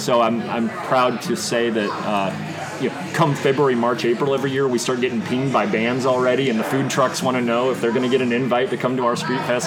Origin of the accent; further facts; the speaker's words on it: Bloomington, Illinois, United States; moved away as an adult; also born or lived in Chicago / Berlin, Germany / London, United Kingdom / Austin, Texas; ended up back in my hometown where you can see uh, from my from my office. You can actually see uh, where I was born.